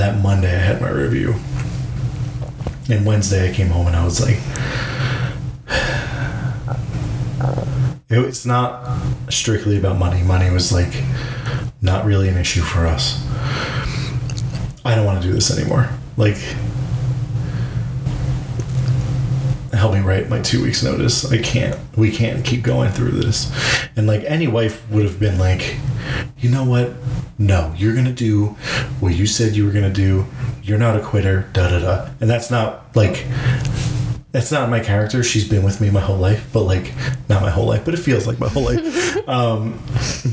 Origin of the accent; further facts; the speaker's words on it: Long Island, New York, United States; moved away as an adult; now in Dallas-Fort Worth, United States; We grew up on Long Island